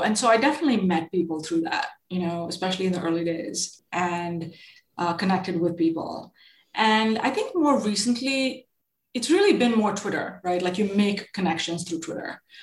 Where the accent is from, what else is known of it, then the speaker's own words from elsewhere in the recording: India; moved away; I grew up in India, and both my parents were are um, in are super creative.